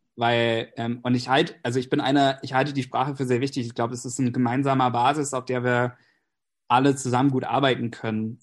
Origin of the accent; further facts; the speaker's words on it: Pennsylvania, United States; first language English; German is a second language; also born or lived in Berlin; now in Germany; ich komme eigentlich aus den USA, ähm, wohne aber seit längerem in Deutschland